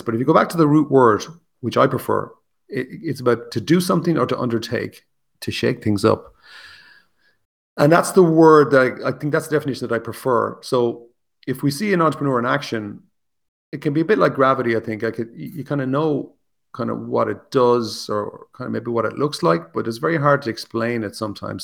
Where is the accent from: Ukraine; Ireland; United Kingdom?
Ireland; also born or lived in Wicklow, Ireland; I'm obviously Irish, I live in Ireland